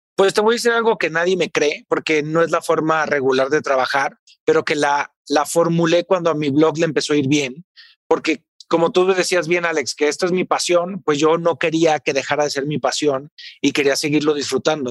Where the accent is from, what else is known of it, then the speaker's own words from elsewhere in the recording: Tepatitlán, Jalisco, Mexico; mi pueblo, que es Tepatitlán, Jalisco